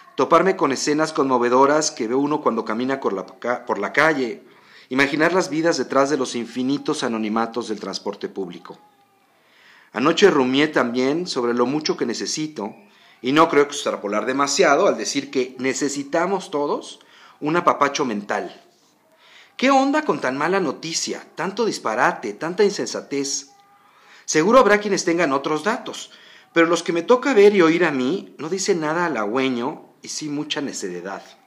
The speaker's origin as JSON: {"language": "Spanish", "country": "Mexico", "said": "somos como somos los mexicanos"}